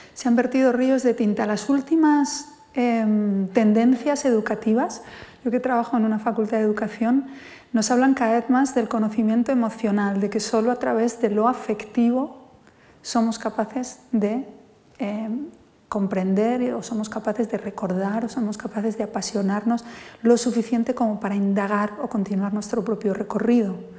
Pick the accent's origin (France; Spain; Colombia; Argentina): Spain; first language Spanish